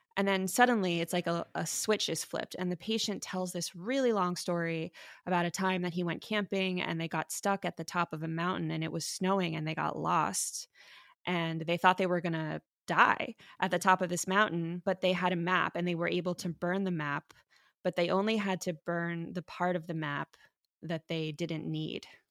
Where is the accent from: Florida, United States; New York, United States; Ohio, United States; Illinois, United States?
Florida, United States; Miami; now in San Francisco, United States; I'm a doctor in San Francisco, but I grew up in Miami, Florida